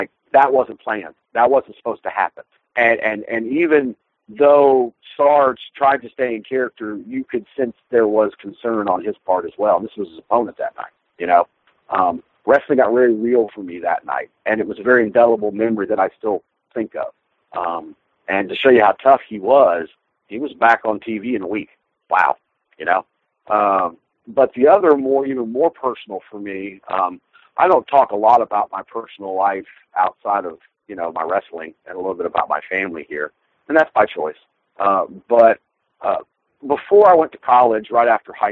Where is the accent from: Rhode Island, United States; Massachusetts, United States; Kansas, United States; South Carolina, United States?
South Carolina, United States; South Carolina